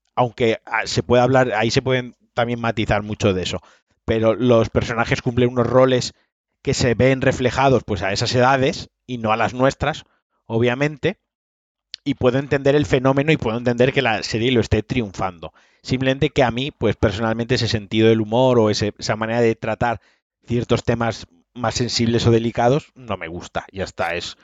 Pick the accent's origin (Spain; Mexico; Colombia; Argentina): Spain; Valencian Community; soy valenciano